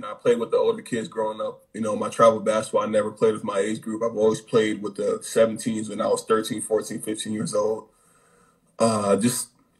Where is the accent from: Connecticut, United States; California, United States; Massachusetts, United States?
Connecticut, United States; I'm a kid from Connecticut